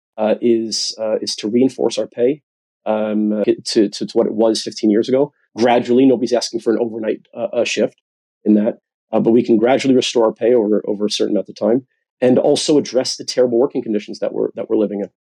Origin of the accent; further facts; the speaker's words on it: United States; now in United Kingdom; you could tell from my accent, I'm from the United States